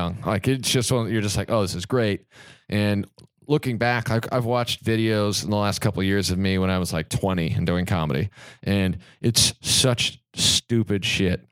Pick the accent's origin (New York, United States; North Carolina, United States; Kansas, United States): Kansas, United States; being from Kansas